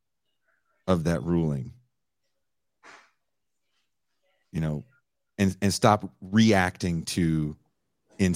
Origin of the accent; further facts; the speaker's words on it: California, United States; I'm living in California, I'm from California.